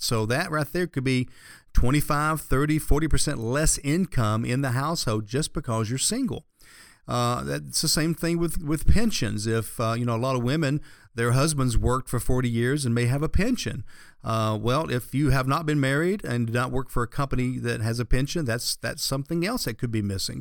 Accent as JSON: {"language": "English", "region": "the South", "country": "United States", "tie": "born or raised there", "said": "having grown up here in the South"}